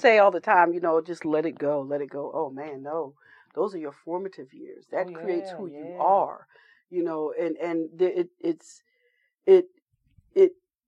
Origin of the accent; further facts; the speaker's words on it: Elizabeth, New Jersey, United States; I was a military kid, but I grew up in Elizabeth, New Jersey.